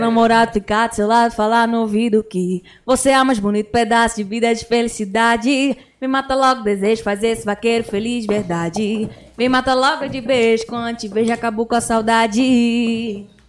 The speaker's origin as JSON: {"language": "Portuguese", "town": "Carpina", "region": "Pernambuco", "country": "Brazil", "said": "diretamente de Carpina"}